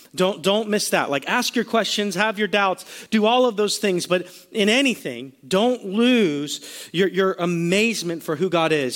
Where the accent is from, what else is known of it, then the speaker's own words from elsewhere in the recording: Sarasota, Florida, United States; also born or lived in Virginia; Kelsey and I were both born right here in Sarasota, right actually at Sarasota Memorial Hospital